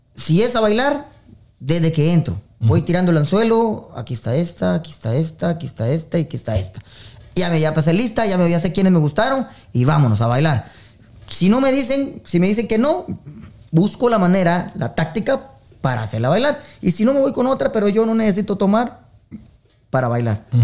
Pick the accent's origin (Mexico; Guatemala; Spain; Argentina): Guatemala; Esquipulas, Chiquimula; now in United States; yo soy originario de Guatemala, Esquipulas, eh, de la eterna primavera de Esquipulas.